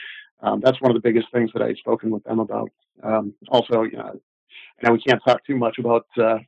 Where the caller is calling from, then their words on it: New Hampshire, United States; New Hampshire. I'm actually still current law enforcement.